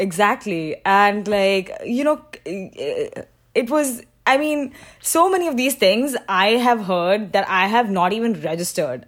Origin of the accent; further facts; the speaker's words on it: Mumbai, Maharashtra, India; moved away as an adult; also born or lived in Shanghai, China; I was born and raised in Mumbai